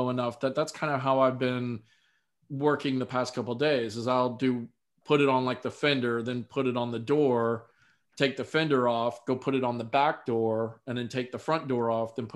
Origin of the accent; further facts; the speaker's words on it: Florida, United States; I'm from Florida